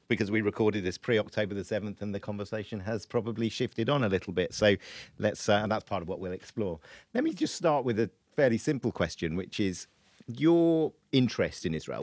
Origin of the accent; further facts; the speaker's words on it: United Kingdom; we as British Jews